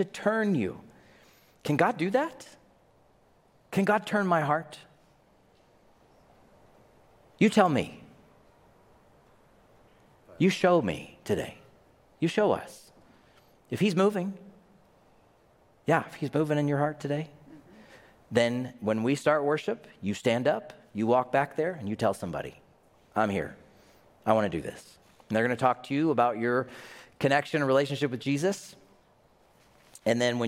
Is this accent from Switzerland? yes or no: no; the South, United States; I grew up in the South